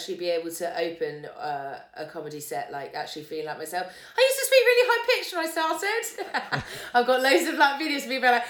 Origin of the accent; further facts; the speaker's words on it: Essex, East of England, United Kingdom; I'm from Essex